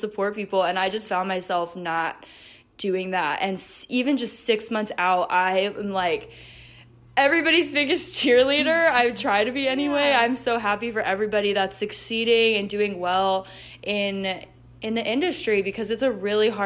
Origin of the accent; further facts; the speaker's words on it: South Florida, United States; I'm out here in South Florida. I grew up here in South Florida, so it's a familiar place for me